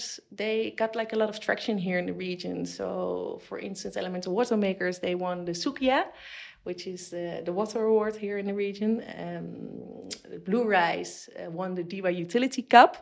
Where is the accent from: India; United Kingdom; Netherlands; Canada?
Netherlands; now in United Arab Emirates; I'm from the Netherlands